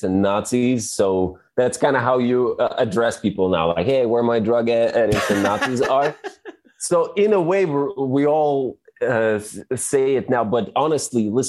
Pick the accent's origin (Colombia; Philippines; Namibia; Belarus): Belarus; moved away; also born or lived in China; As the Belarusian, I lived in China, and every time I said I'm from Belarus